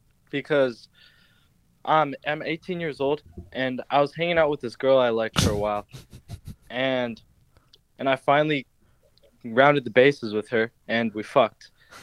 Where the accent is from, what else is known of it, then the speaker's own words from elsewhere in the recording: Madison, Minnesota, United States; I'm from Madison in Minnesota.